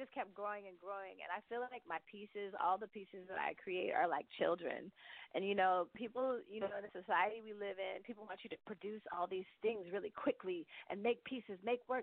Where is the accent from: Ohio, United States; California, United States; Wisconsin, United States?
California, United States; the Bay Area; now in Brooklyn, United States; I grew up in the Bay